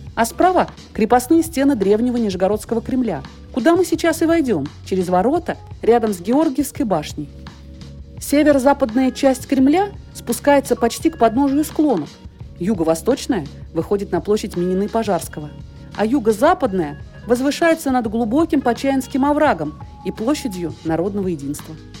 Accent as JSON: {"language": "Russian", "town": "Nizhny Novgorod", "region": "Nizhny Novgorod Oblast", "country": "Russia", "tie": "born or raised there", "said": "о моем родном городе – Нижнем Новгороде"}